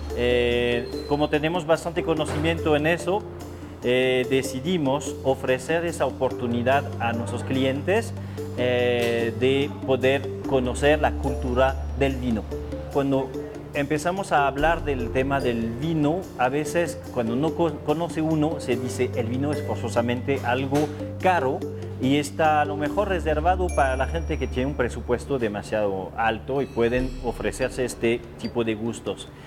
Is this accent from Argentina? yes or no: no; France; Spanish is a second language; moved away as an adult; also born or lived in Bordeaux / Mexico; now in Mexico City, Mexico; soy francés, eh, vivo aquí en México desde ya bastante tiempo, pero en mi cultura europea eh, yo nací en una cultura donde el vino es primordial